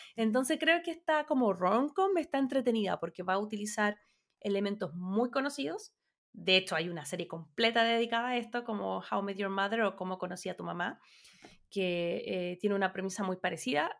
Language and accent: Spanish; Chile; vengo de Chile